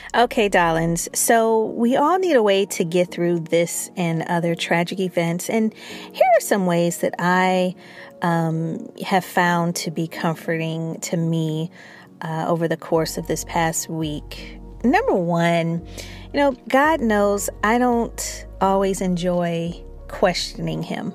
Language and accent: English; Chicago, Illinois, United States; I'm from Chicago